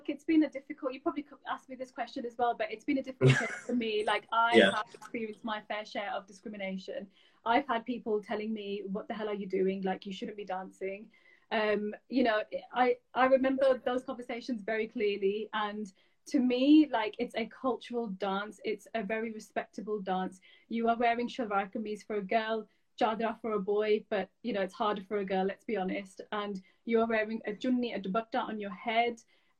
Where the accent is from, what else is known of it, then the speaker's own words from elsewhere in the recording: Pakistan; It's very close to my heart, obviously, being a Pakistani Bhangra dancer and being the minority.